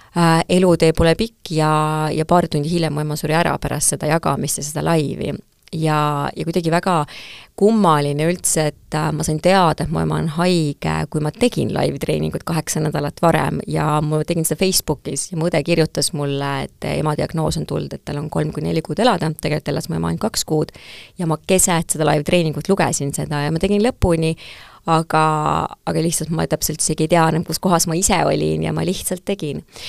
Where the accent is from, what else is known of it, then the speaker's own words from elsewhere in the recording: Tartu, Tartu County, Estonia; ma kasvasin väikses Tartus, minu lapsepõlv oli väga õnnelik